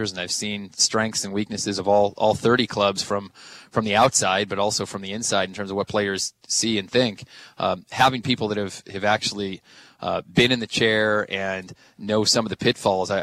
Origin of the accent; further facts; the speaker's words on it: Southern California, United States; also born or lived in Bay Area, California; now in New York, United States; I grew up in Southern California